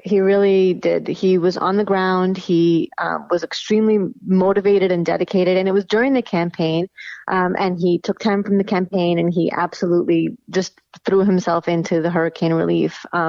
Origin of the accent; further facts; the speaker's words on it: New York, United States; moved away; I'm from New York